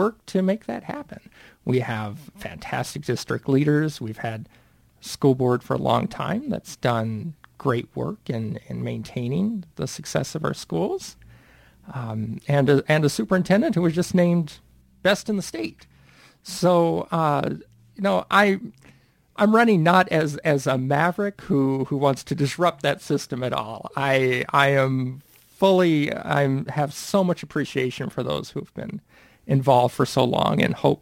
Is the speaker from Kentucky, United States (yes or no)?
no; Montana, United States; moved away as an adult; now in Northfield, United States; I'm originally from Montana